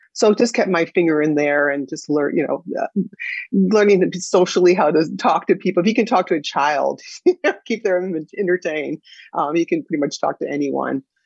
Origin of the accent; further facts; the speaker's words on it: Evanston, Illinois, United States; I grew up in Evanston, Illinois